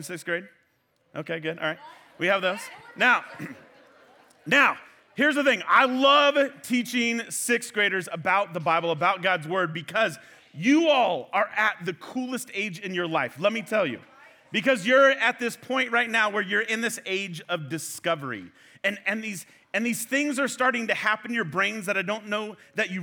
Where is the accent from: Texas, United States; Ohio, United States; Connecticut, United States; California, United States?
California, United States; Fresno; now in Clovis, United States; I'm from Fresno.